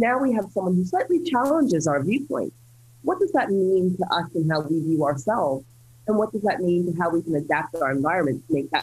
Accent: United States; I'm an American citizen, I grew up in the US

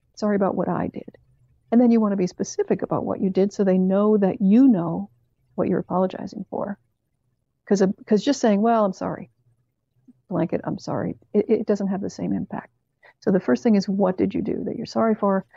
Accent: Canada; from Canada, where I grew up

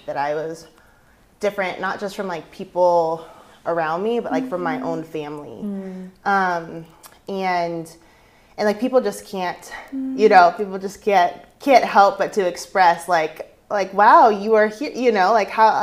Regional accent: Rogue Valley, Oregon, United States; also born or lived in Las Vegas / Washington, D.C.; I was born and raised in the Valley, so my mom actually went to Phoenix High School

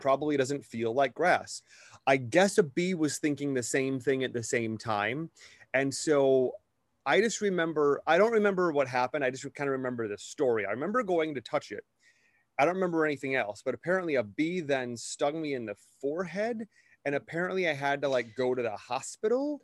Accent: Wisconsin, United States; growing up in Wisconsin, we had something like this

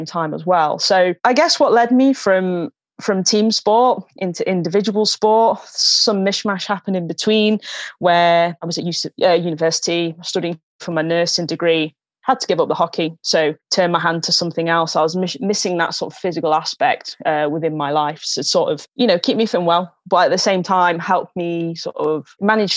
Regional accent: Newark, East Midlands, United Kingdom; I first picked up a hockey stick down at my local club back in my hometown of Newark

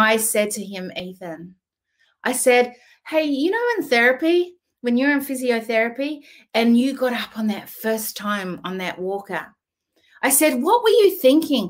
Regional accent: New Zealand; now in Australia; I was born in New Zealand, but I live in Australia, have lived here over 20-something years.

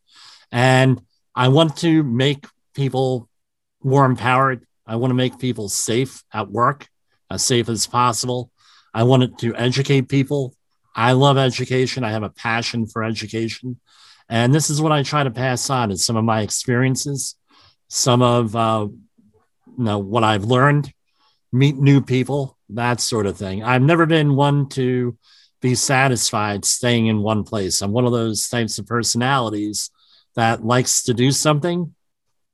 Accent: New Jersey, United States; I'm from the New Jersey area, which is right across the river from New York

